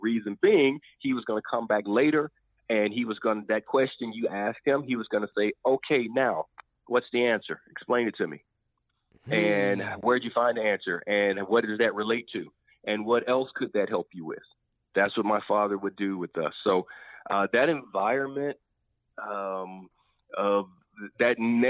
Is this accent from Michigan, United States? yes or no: no; Anniston, Alabama, United States; my hometown. Like, that's where I'm from. I mean, that happened 5 minutes from the house that I grew up